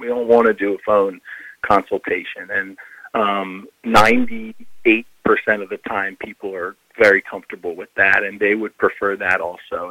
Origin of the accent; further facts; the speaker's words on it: Philadelphia, Pennsylvania, United States; moved away; also born or lived in Rock Hill, South Carolina; I'm from Philadelphia, and so you know Rock Hill, South Carolina is this small town, and I'm very just you know not from there